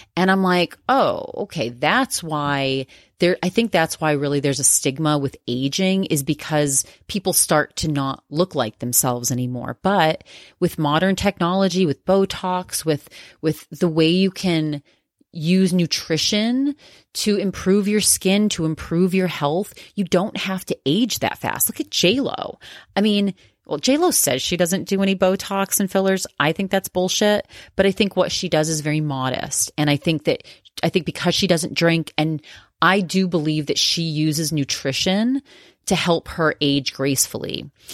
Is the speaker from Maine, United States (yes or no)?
yes; Maine, United States; I'm from Maine.